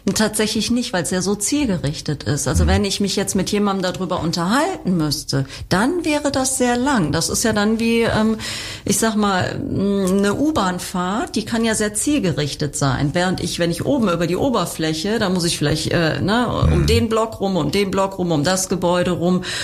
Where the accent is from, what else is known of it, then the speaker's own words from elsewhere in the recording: Germany; bei uns in Deutschland